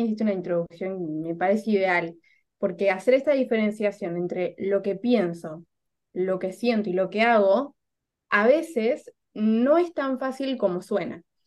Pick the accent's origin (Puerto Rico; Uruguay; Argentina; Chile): Argentina; moved away as an adult; also born or lived in Córdoba, Argentina; now in Lima, Peru; soy argentina